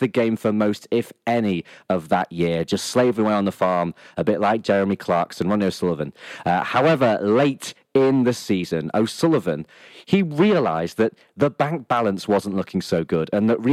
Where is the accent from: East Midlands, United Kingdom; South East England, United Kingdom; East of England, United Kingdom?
East Midlands, United Kingdom; Lincoln; my hometown side, Lincoln City